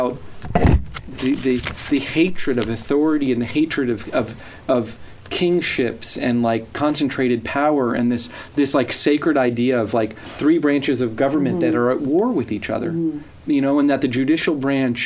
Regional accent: the South, United States; growing up in the South

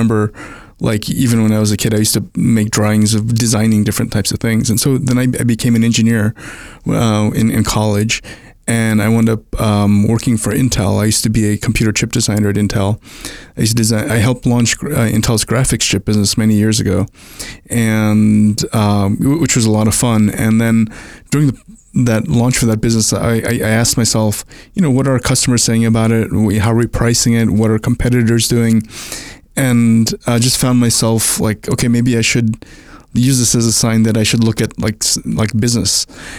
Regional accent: Brooklyn, New York, United States; also born or lived in India / Long Island / Puerto Rico / New Jersey; I was born in India, moved to the US when I was a toddler, and grew up in Brooklyn, then Long Island, then Puerto Rico, then New Jersey, and then went to college.

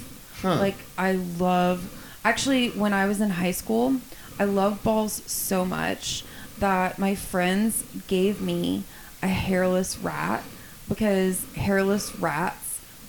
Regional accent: Lake Charles, Louisiana, United States; moved away as an adult; now in Dallas-Fort Worth, United States; when I moved to Dallas-Fort Worth, it was right after Hurricane Rita hit my hometown of Lake Charles, Louisiana. And when we had to evacuate, so I was 19.

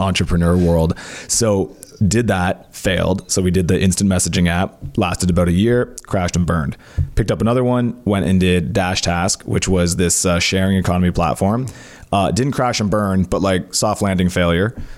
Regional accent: Cornwall, Ontario, Canada; we didn't have a lot of money growing up in Cornwall.

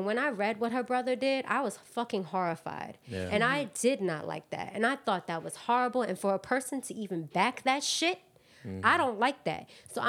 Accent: New York City, New York, United States; I'm from Queens.

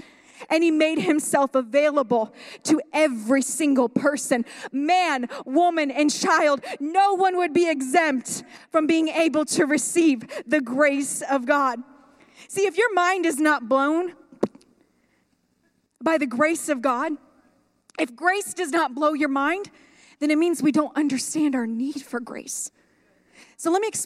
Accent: Sunrise Mountain, Nevada, United States; I am from Sunrise Mountain, raised on Sunrise Mountain

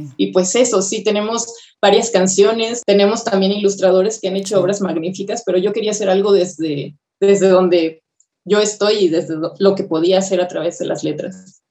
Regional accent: Guadalajara, Jalisco, Mexico; moved away as an adult; also born or lived in Querétaro; now in Mexico City, Mexico; solamente nací en Querétaro y antes de cumplir el mes mis papás se fueron a Guadalajara y ahí viví hasta los 20 años casi

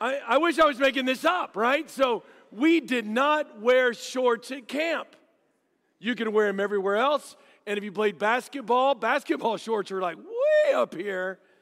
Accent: Dallas, Texas, United States; I grew up in Dallas.

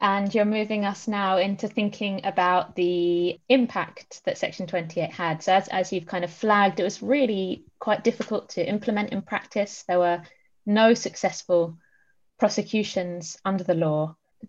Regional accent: Haringey, London, United Kingdom; Section 28 was passed just days before my birth in 1988. I grew up in Haringey

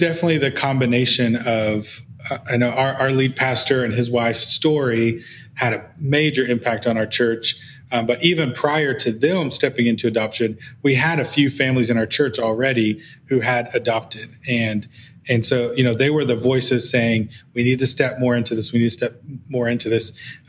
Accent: Guatemala; my experience growing up in Guatemala in a different culture, in a different context

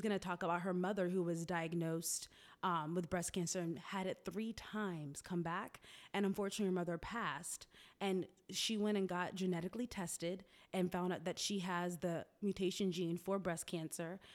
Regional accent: Tallahassee, Florida, United States; moved away as an adult; also born or lived in Boston; now in Atlanta, United States; I was born in Boston, raised in Florida, Tallahassee to be exact.

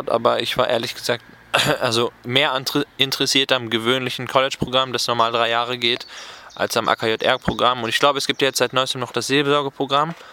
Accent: Oerlinghausen, North Rhine-Westphalia, Germany; ich komme aus der Nähe Bielefeld-Oerlinghausen

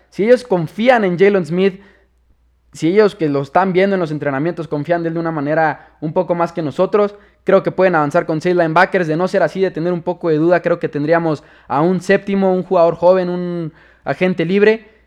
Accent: Chihuahua, Mexico; de dónde soy, orgullosamente de Chihuahua, México

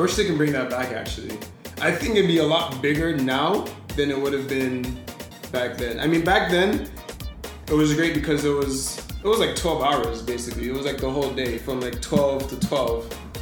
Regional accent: Barbados; we're from Barbados

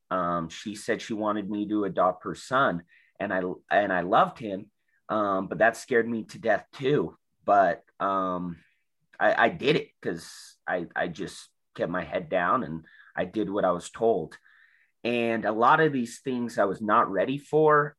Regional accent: South Salt Lake, Utah, United States; I grew up in South Salt Lake

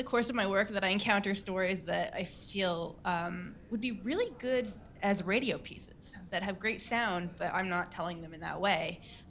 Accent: Canada; now in Johannesburg, South Africa; I'm from Canada originally.

